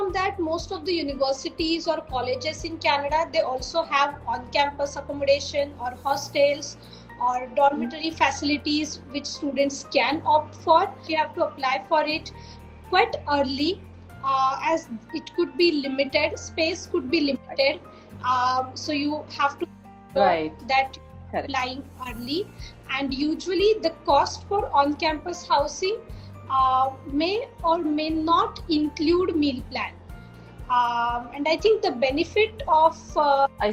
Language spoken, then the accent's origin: English; India